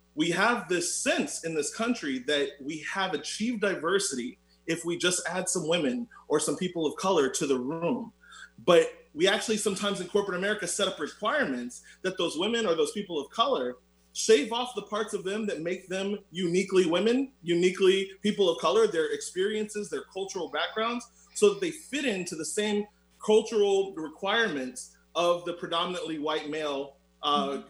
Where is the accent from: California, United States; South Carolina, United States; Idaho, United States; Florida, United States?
Florida, United States; Orlando; I'm also from Orlando, Florida.